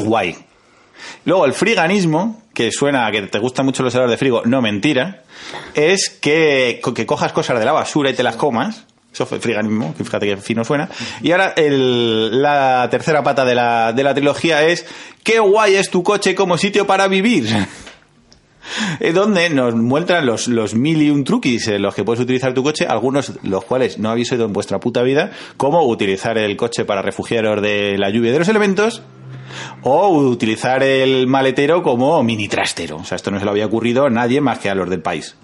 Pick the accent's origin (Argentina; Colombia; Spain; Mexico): Spain; Madrid, Community of Madrid; nosotros que somos de Villaverde, es que eso lo llevamos en la sangre